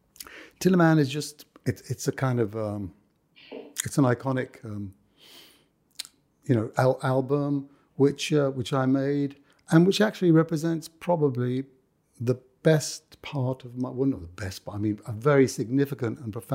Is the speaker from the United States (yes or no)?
no; London, United Kingdom; accent: Cockney; I like grew up in the middle of the West End. You know, I've lost my Cockney accent by now, you can understand.